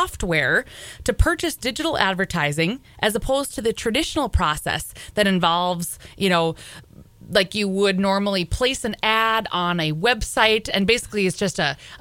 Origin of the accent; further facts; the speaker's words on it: Grygla, Minnesota, United States; now in Thief River Falls, United States; my hometown of Grigla, Minnesota